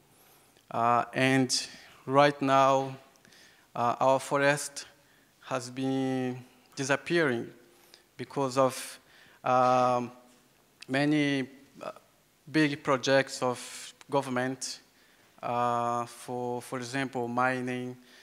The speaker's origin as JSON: {"language": "English", "region": "Acre", "country": "Brazil", "second_language": "English", "said": "I come from the Yawanawa tribe in the Amazon rainforest"}